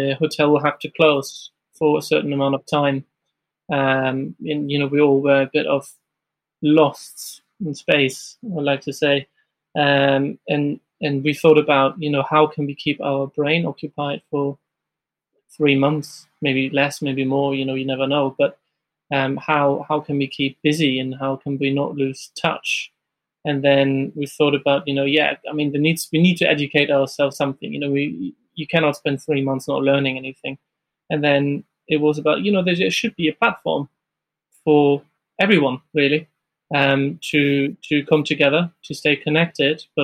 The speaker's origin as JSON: {"language": "English", "region": "Hamburg", "country": "Germany", "moved": "as an adult", "lives_now": "London, United Kingdom", "said": "I'm originally from Germany, from Hamburg, and I've started there my career"}